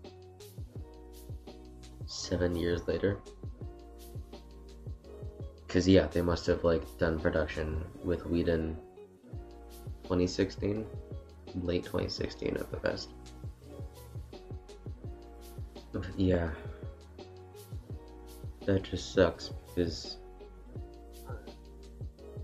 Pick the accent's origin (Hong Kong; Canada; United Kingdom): Canada; As a Canadian, solely Canadian